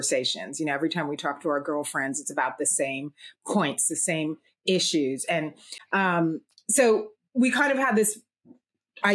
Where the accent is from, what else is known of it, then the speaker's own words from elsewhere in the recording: Toronto, Ontario, Canada; now in New York, United States; I'm from Toronto also. Right now I'm in New York.